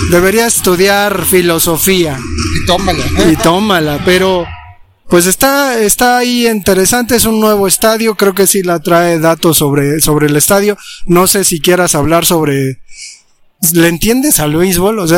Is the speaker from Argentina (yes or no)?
no; Mexico; pues por eso somos los mexicanos.